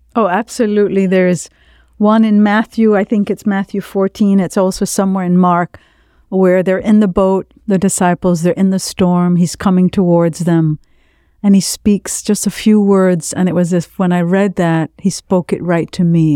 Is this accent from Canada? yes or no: no; Jamaica; now in South Florida, United States; I grew up in Jamaica in a very large Lebanese family.